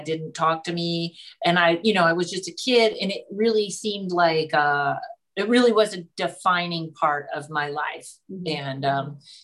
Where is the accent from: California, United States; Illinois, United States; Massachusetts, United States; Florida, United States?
Massachusetts, United States; Pittsfield; also born or lived in Boston; when you're from Pittsfield, Massachusetts